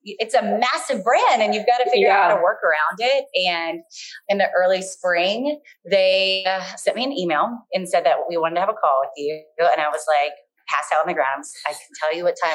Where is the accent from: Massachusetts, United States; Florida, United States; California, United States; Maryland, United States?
Maryland, United States; Baltimore; I'm just from Baltimore